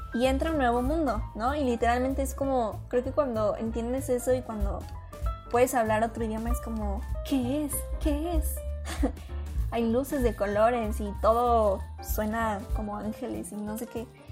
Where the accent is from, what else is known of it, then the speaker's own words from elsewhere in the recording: Mexico; como mexicanos es un idioma que estamos muy, muy, muy envueltos en él